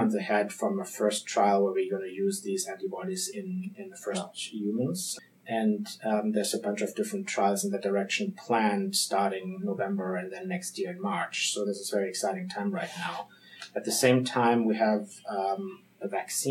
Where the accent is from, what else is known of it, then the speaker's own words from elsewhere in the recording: Frankfurt, Hesse, Germany; accent: German; English is a second language; moved away as an adult; also born or lived in Munich, Germany / Switzerland; now in Boston, United States; I'm from Germany. This is where I'm born, in Frankfurt